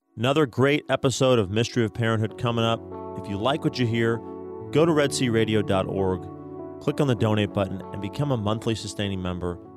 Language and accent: English; Colorado, United States; moved away as an adult; now in Texas, United States; I'm from Colorado